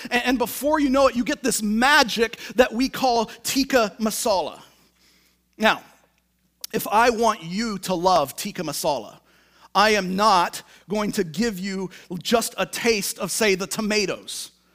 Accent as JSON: {"language": "English", "town": "Tacoma", "region": "Washington", "country": "United States", "moved": "yes", "said": "I'm from Tacoma, Washington."}